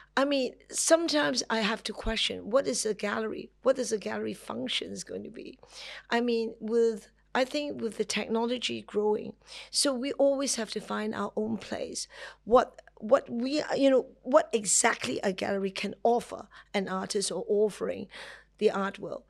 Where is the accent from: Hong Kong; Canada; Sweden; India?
Hong Kong; I'm from Hong Kong